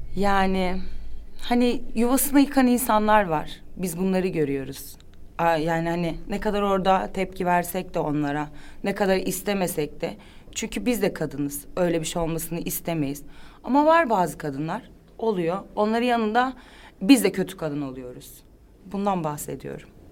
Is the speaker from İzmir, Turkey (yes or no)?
yes; İzmir, Turkey; also born or lived in Balıkesir / Ankara; Ben İzmirliyim zaten. İzmir'e gittim tekrar.